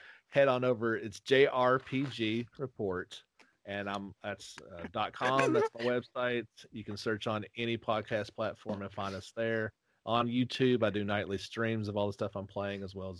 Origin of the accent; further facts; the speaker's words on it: Tennessee, United States; I'm from Tennessee